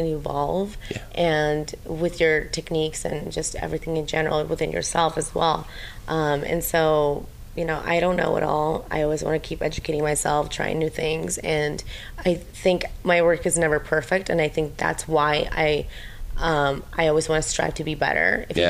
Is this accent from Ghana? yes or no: no; Ukraine; moved away; I think it's just my Ukrainian. I'm from Ukraine and I think it's just like the Russian in me.